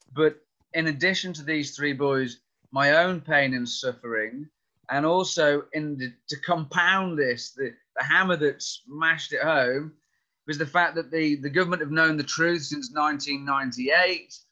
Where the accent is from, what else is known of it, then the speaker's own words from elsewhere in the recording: North Wales, United Kingdom; I grew up in North Wales